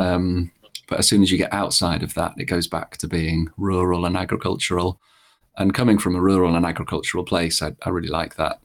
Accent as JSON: {"language": "English", "area": "Lincolnshire", "region": "East Midlands", "country": "United Kingdom", "tie": "born or raised there", "said": "I grew up in Lincolnshire, which is not particularly memorable."}